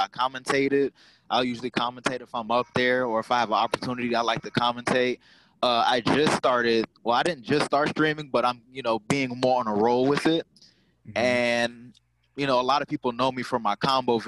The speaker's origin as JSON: {"language": "English", "town": "Atlanta", "region": "Georgia", "country": "United States", "tie": "born or raised there", "said": "I'm from Atlanta, Georgia."}